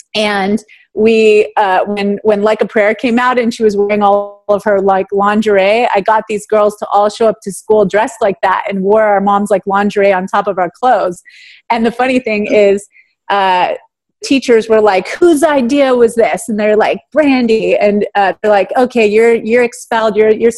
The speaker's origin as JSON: {"language": "English", "region": "California", "country": "United States", "moved": "yes", "said": "I was just like, oh my God, I was from California."}